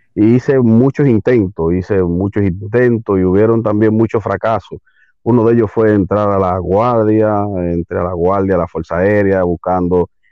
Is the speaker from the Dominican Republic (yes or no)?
yes; Santo Domingo, Distrito Nacional, Dominican Republic; aquí, Santo Domingo, eh, República Dominicana, en el Distrito Nacional exactamente, sí, soy capitaleño en un buen decir.